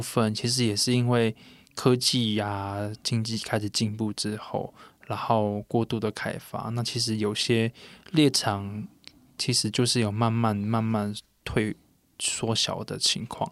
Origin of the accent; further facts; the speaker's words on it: Puli, Nantou County, Taiwan; 我们泰雅族的话，像我国小的话，可能一个班上就有一个我是泰雅族的